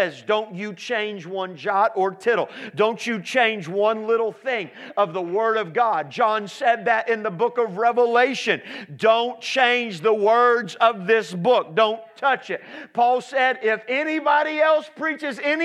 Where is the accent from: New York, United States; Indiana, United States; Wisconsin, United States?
Indiana, United States; Indianapolis; I'm from Indianapolis, Indiana